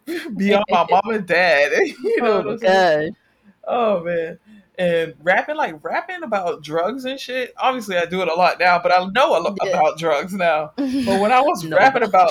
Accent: Miami, Florida, United States; I'm from Miami

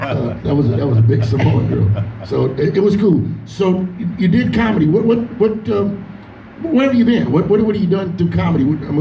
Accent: Carson, California, United States; also born or lived in Compton, California; I was born in Compton, raised in Carson.

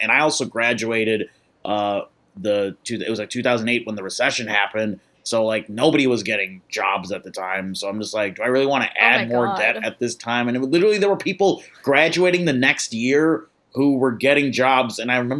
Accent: Midwest, United States; You know, I'm coming from the Midwest where we walk around everywhere, so it's nice to be able to walk around a little bit.

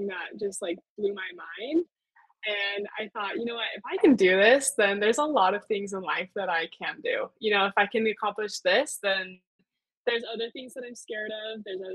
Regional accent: Utah, United States; I'm from Utah.

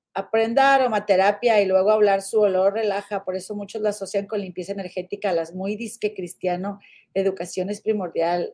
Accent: Monterrey, Nuevo León, Mexico; regias, guadalupanas

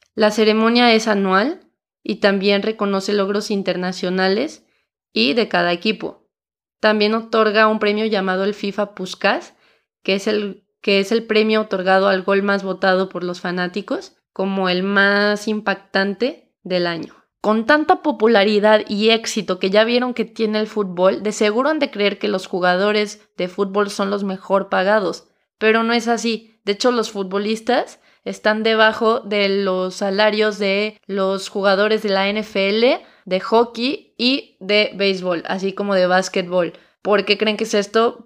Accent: Mexico; si eres mexicano como yo

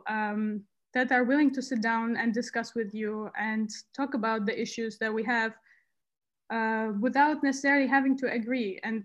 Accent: Baku, Azerbaijan; moved away as an adult; now in Netherlands; I was born in Baku, Azerbaijan. I grew up there. And I moved to the Netherlands to study.

